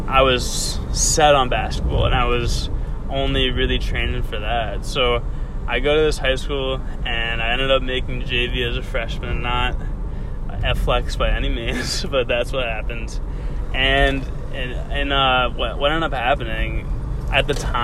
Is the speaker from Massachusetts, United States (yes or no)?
yes; Andover, Massachusetts, United States; I'm from Andover, Massachusetts, which is 20 minutes north of Boston.